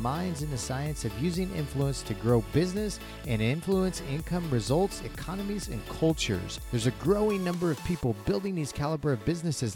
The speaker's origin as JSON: {"language": "English", "town": "Kansas City", "country": "United States", "tie": "born or raised there", "said": "I grew up outside of Kansas City, so just down the road"}